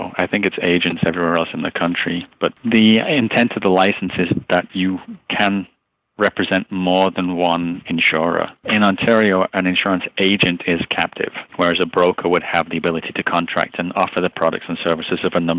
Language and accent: English; Liverpool, North West England, United Kingdom; also born or lived in Luton / Birmingham / Tamworth / Peterborough; moved to Liverpool at the age of about 1 year old. And so all of my formative years, or the base of my accent, if you will, is from Liverpool. I'm a Scouser in regional parlance, but I moved around a lot from the age of about 10 to 14.